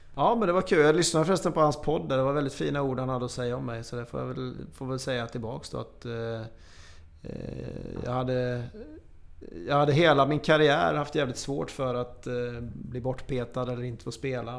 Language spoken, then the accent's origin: Swedish; Småland, Sweden; jag är smålänning